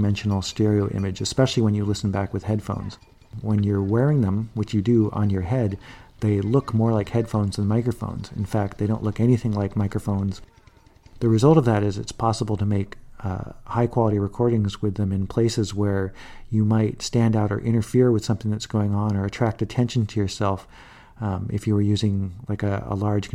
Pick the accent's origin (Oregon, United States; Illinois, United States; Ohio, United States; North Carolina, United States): Illinois, United States; Chicago; now in San Francisco, United States; I was born in Chicago, but I currently live in San Francisco